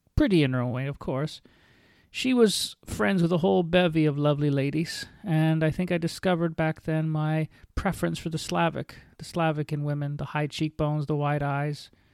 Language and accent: English; St. Catharines, Ontario, Canada; I was born and raised in Saint Catharines, Ontario